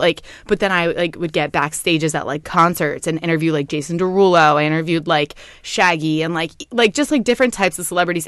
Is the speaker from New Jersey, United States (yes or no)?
yes; Sicklerville, New Jersey, United States; I grew up in South Jersey. I went to a high school called Timber Creek, Sticklerville, New Jersey